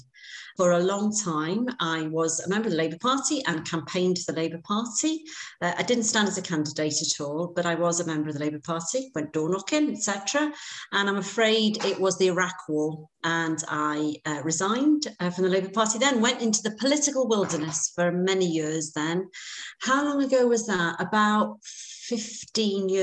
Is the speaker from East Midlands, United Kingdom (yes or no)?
no; Wrexham, Wales, United Kingdom; also born or lived in Cardiff; born and brought up in Wrexham in North Wales